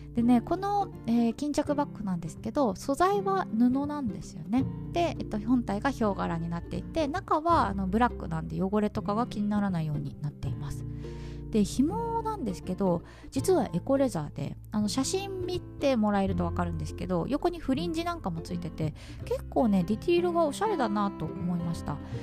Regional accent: Kanto, Japan; now in Southeast Asia; 私は関東民でございます

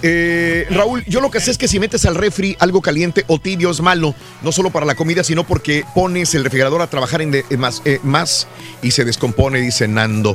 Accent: Matamoros, Tamaulipas, Mexico; moved away; soy de Matamoros

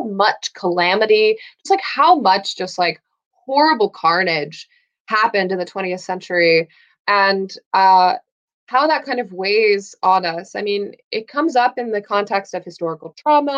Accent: United States; As an American

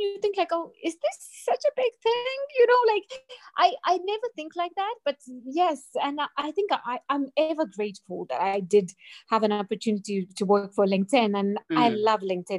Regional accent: Latvia; moved away as an adult; now in Harare, Zimbabwe; I'm currently in Zimbabwe, but I'm originally from Latvia, Eastern Europe, like a tiny, tiny country.

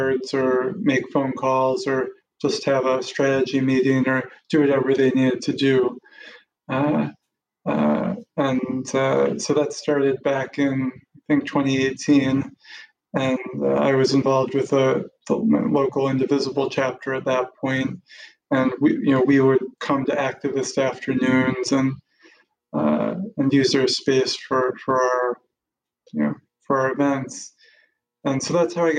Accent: Wisconsin, United States; moved away as an adult; also born or lived in Boston, Massachusetts; now in Cambridge, United States; I grew up in Wisconsin and lived there for most of my life until I was in my mid-20s

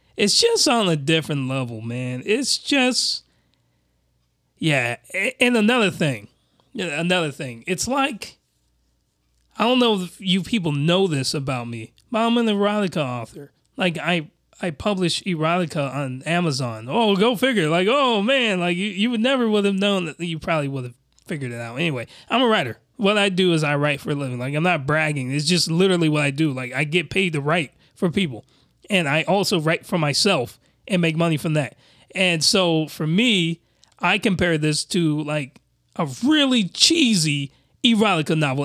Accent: United States; a Westerner like myself, I'm American.

